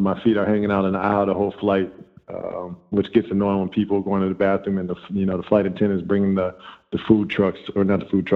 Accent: Wauwatosa, Wisconsin, United States; I went to school and kind of grew up in Wauwatosa, which is a suburb of Milwaukee

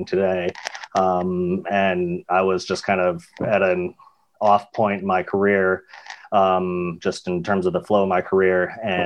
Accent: Green Bay, Wisconsin, United States; I grew up in the Green Bay punk scene

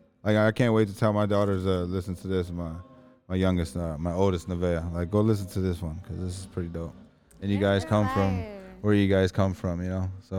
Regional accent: Indiana, United States; we're from Indiana.

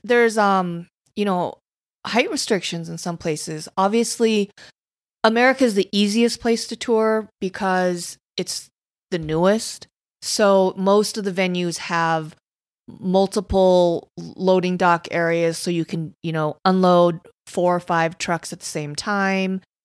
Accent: Casper, Wyoming, United States; moved away; growing up in Casper, Wyoming

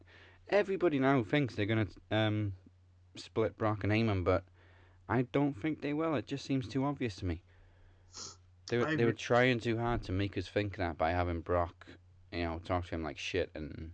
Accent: Welsh, Wales, United Kingdom; I can't roll my R's either, and I'm Welsh.

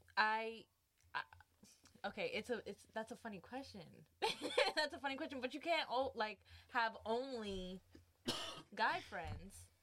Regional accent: New York City, New York, United States; I'm from Brooklyn, New mm-hmm. York, mm-hmm. East Flatbush

